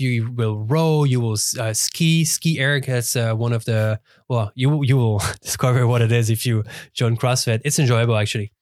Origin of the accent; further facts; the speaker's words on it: Lausanne, Vaud, Switzerland; English is a second language; moved away as an adult; born and raised in Lausanne, uh, basically lived my whole life over there